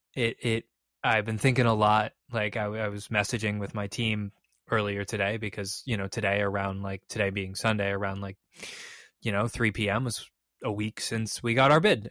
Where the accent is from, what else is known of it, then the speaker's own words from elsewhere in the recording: Chicago, Illinois, United States; moved away; I'm originally from Chicago, my family's from Chicago